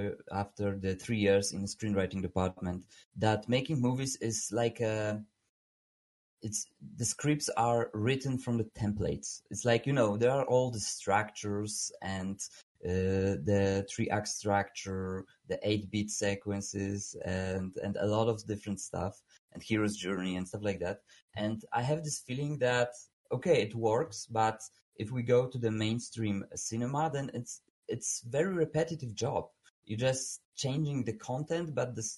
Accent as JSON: {"language": "English", "country": "Poland", "second_language": "English", "said": "I'm from Poland. I'm right now in Warsaw"}